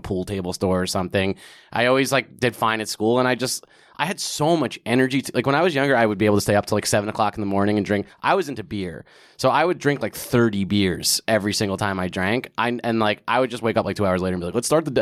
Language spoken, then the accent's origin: English; Old Bridge, New Jersey, United States; moved away as an adult; also born or lived in California / Queens (parents); now in New York, United States; I grew up in a town called Old Bridge, New Jersey, which is, like, right in the middle of the state